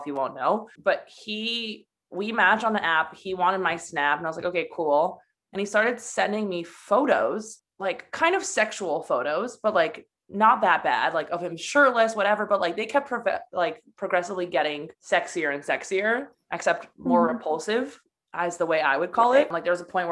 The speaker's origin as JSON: {"language": "English", "country": "United States", "tie": "born or raised there", "also_born_or_lived": "Poland", "said": "I'm from Poland. Well, I was born in America, but I was kind of raised super Polish and like my values are super Polish. And I mean, my whole family's from there"}